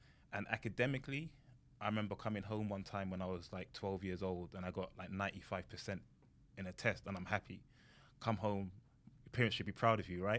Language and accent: English; England, United Kingdom; I'm from England. So we call it football.